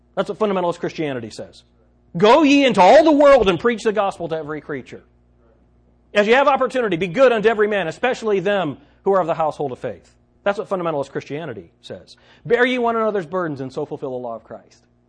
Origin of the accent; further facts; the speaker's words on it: United States; as Americans, as American believers